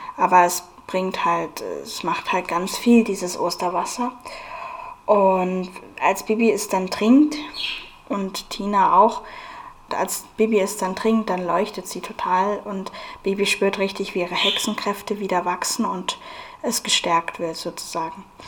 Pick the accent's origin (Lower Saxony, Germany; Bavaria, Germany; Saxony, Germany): Bavaria, Germany; Munich; also born or lived in Aschaffenburg; dann später sind wir nach München umgezogen. Da war ich dann sieben Jahre alt und habe von da an dann in München gelebt